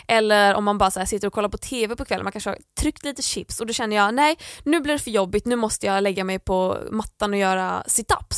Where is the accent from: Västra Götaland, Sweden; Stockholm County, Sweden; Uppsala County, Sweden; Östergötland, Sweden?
Västra Götaland, Sweden; Landvetter; i mitt rum hemma i Landvetter